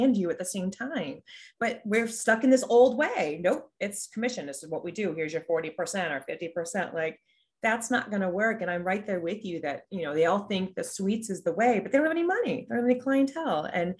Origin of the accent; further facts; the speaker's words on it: Florida, United States; So I grew up in Florida. All of my work was in Florida.